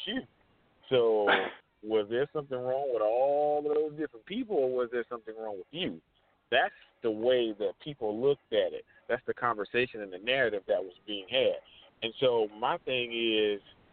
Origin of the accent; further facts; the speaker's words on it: North Augusta, South Carolina, United States; I'm from North Augusta, South Carolina.